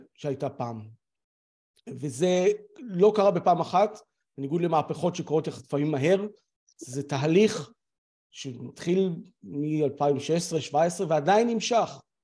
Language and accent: Hebrew; Israel; אנחנו כישראלים